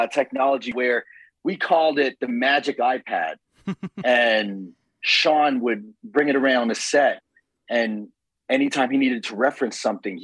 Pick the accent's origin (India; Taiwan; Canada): Canada; Toronto, Ontario; I'm from Scarborough.